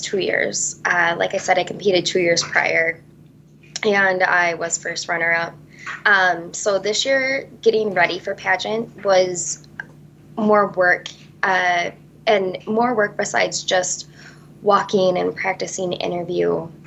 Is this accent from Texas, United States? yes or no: no; Vesper, Wisconsin, United States; I am originally from Vesper, Wisconsin.